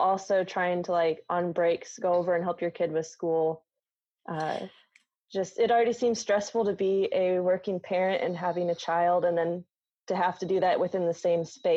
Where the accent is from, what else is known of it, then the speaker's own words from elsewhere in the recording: Midwest, United States; moved away; I grew up in the Midwest